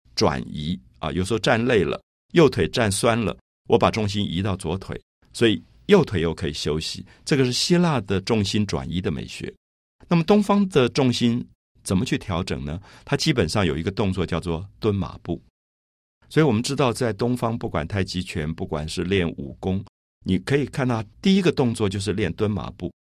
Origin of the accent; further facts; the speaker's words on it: Taipei, Taiwan; 我记得我小时候在台北的大龙洞这个社区